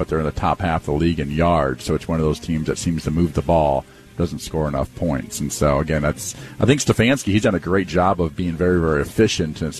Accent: Eastern Iowa, United States; Growing up in Eastern Iowa, a lot of Bears games were on my local television there

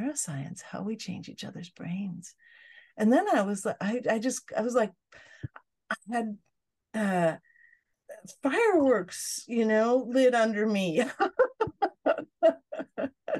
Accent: Fairbanks, Alaska, United States; I grew up in Fairbanks, Alaska

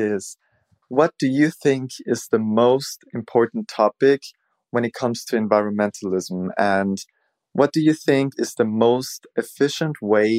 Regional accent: Austria; I'm from Austria

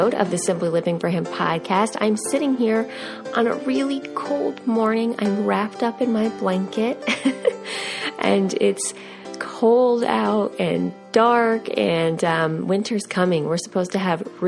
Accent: United States; moved away; we grew up right outside of New York City

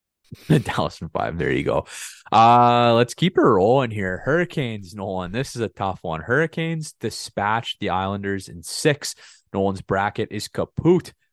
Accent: Saskatchewan, Canada; I'm from, I'm from Saskatchewan

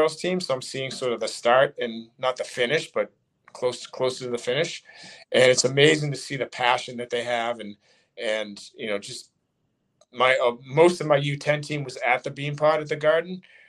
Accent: Burlington, Massachusetts, United States; I grew up in Burlington

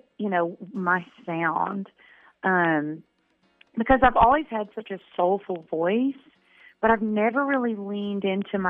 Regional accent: Florence, Alabama, United States; moved away as an adult; now in Nashville, United States; in my hometown

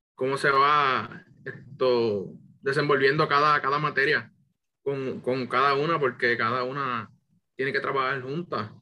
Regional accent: Puerto Rico; yo vengo del pueblo de Bonito, aquí me crié

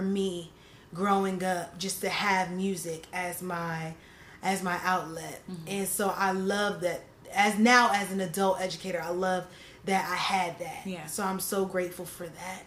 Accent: New Jersey, United States; the hometown like where I grew up in South Jersey

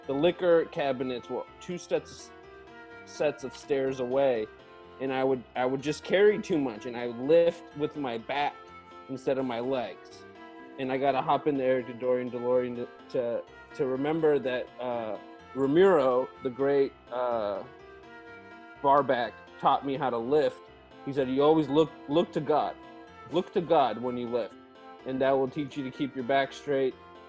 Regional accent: Beirut, Beirut Governorate, Lebanon; born there; I was born in Beirut, Lebanon, 1982.

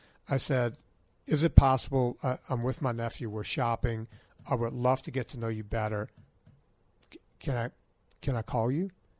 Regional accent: Louisiana, United States; I'm from Louisiana

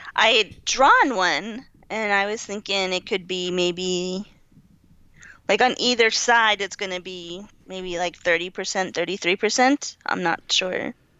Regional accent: Kentucky, United States; I'm from Kentucky

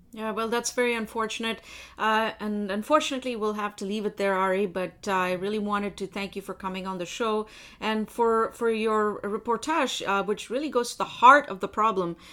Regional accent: India; now in Canada; I was born in India

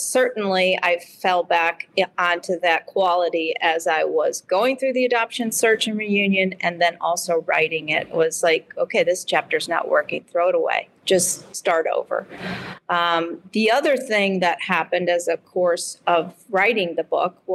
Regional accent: Midwest, United States; accent: Midwest; also born or lived in Michigan City, Indiana / Chicago; my Midwest accent

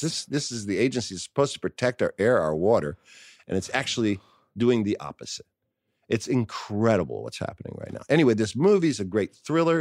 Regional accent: New York City, New York, United States; I grew up in New York City

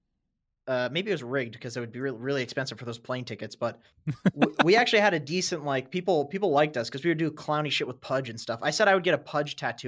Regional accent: Canada; I'm Canadian. You fucking Danish.

